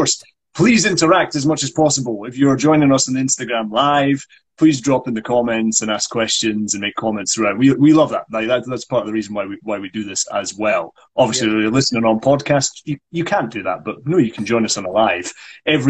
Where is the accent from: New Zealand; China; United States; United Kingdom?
United Kingdom; Scotland; I'm going to be a Scottish guy